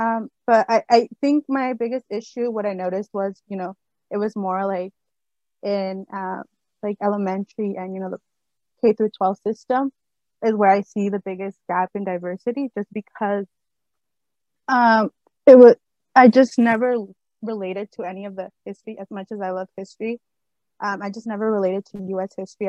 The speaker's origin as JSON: {"language": "English", "country": "Guatemala", "said": "when I explained that I'm from Guatemala, I think they get confused and they mention that I have to explain that I'm not from Guadalajara"}